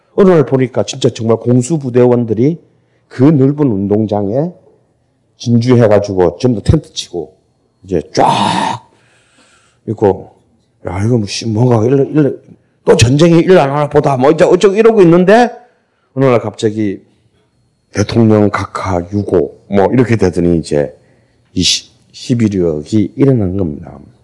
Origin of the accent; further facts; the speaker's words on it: Busan, South Korea; 저도 부산 사람인데